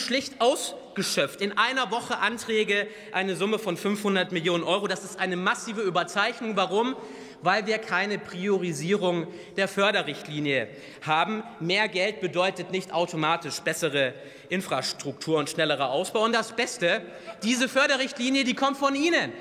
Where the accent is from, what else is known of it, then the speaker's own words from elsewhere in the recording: Bavaria, Germany; Ich komme selber aus Bayern